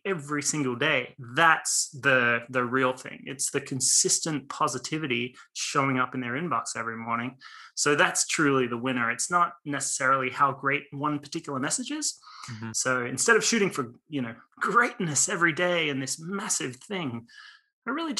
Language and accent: English; Australia; now in Los Angeles, United States; born and raised in Australia